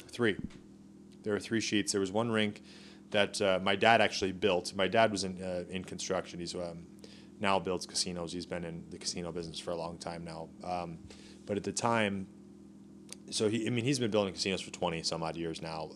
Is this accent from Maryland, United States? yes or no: no; Las Vegas, Nevada, United States; also born or lived in Newport Beach, California; I moved to Vegas when I was two months old